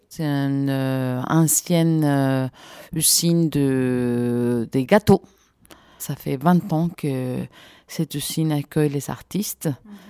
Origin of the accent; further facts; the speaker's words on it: Montreuil, Île-de-France, France; ah bah, je suis de Montreuil, moi aussi, on se connaît